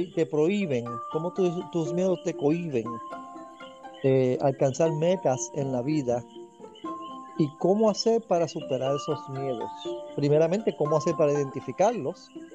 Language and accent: Spanish; Dorado, Puerto Rico; soy natural de Dorado, Dorado, Puerto Rico